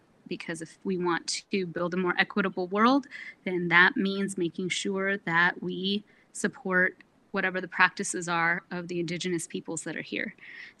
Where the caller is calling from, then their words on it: Anchorage, Alaska, United States; I am calling in from Anchorage, which is the unceded, ungiven, unsold land of the Dena'ina people